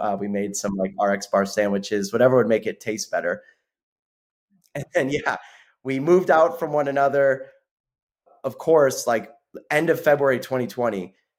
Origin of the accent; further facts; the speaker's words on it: Sarasota, Florida, United States; moved away as an adult; also born or lived in Chicago; I was raised in Sarasota, Florida, as was Sam, one of the co-founders